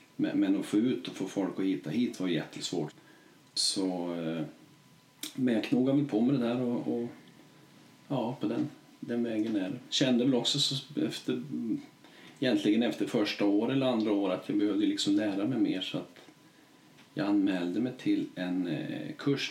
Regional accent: Vemdalen, Jämtland, Sweden; jag är från Vemdalen och bor här

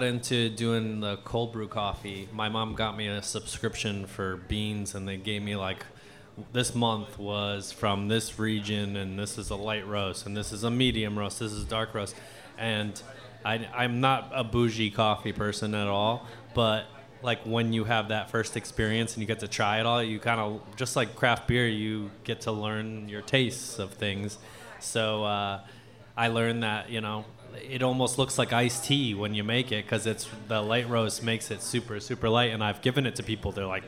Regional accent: Connecticut, United States; moved away as an adult; now in Louisiana, United States; growing up in Connecticut

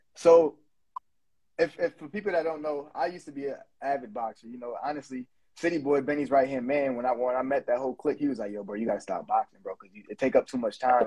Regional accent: Buffalo, New York, United States; moved away; I come from Buffalo, New York, and I used to own a recording studio there

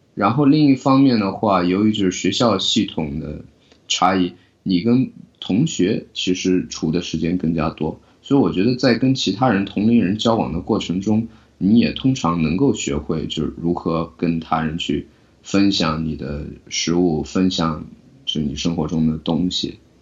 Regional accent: China; now in United States; 我作为一个在中国出生的九零后，在中国大陆出生的九零后

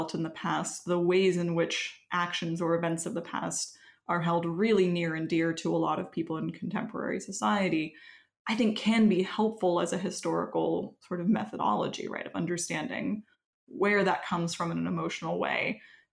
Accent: Quebec, Canada; moved away; I am from Quebec originally

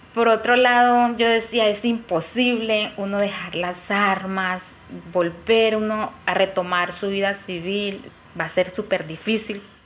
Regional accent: Caquetá, Colombia; Nací en Pajuel, Caquetá, una vereda cerca.

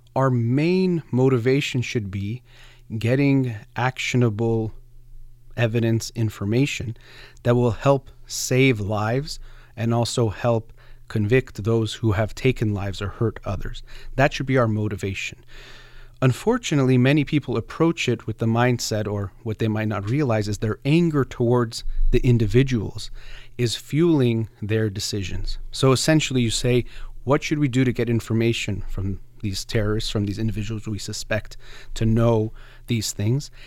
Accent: United States; as an American, as a human, but also as a psychologist

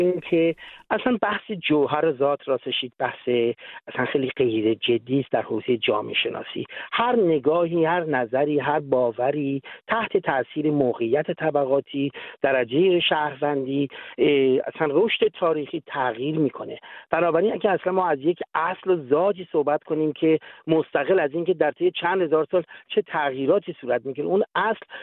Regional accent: Iran; now in Sweden; همه هم ما تو ایران به دنیا آمدیم

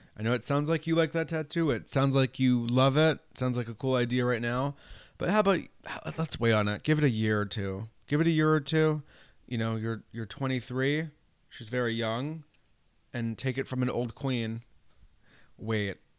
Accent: New York, United States; I'm from New York State

